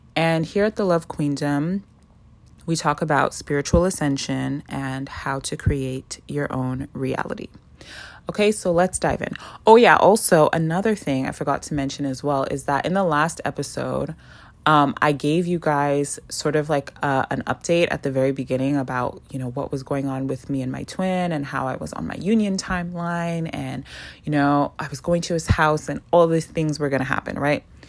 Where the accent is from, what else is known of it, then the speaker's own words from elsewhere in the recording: Canada; moved away as an adult; also born or lived in South America; now in Toronto, Canada; I moved back to Canada. And I landed in Toronto after coming back from South America